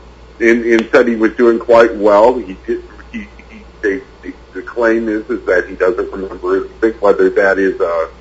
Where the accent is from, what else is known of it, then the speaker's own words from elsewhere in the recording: St. Louis, Missouri, United States; I grew up in St. Louis